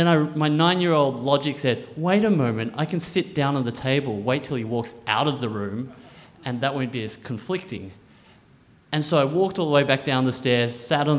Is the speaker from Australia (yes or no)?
yes; Canberra, Australian Capital Territory, Australia; Growing up in Australia as a little Chinese boy in Canberra